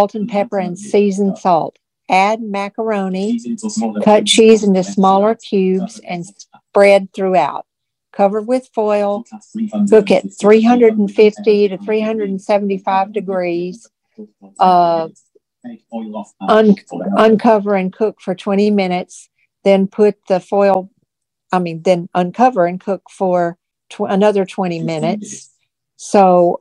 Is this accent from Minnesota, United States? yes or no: no; Tennessee, United States; now in Virginia, United States; I live in Virginia. But I grew up in Tennessee, so I'm a Southern girl